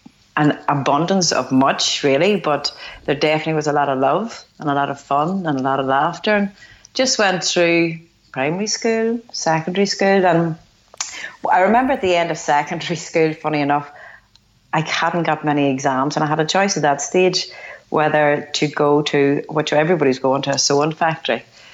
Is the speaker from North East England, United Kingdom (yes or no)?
no; Tyrone, Northern Ireland, United Kingdom; I'm from Tyrone here. I live up in the north. So I guess at that time, pretty much like everybody born in 1974, we came through what would be classed as like the troubles.